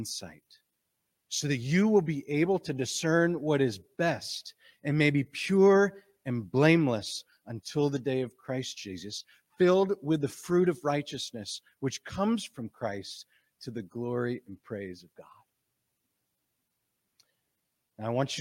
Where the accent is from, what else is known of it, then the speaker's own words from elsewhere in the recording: Green Bay, Wisconsin, United States; moved away; I'm from Green Bay, Wisconsin